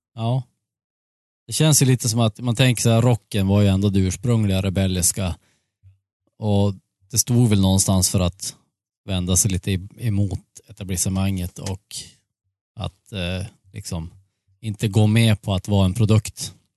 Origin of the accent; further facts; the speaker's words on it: Sweden; jag är ju svensk